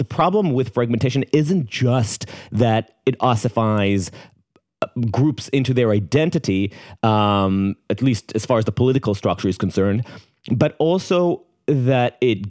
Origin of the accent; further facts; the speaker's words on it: Jerusalem, Jerusalem District, Israel; I was raised in Jerusalem, and in Jerusalem we experienced the cultural status quoism between secular and religious authority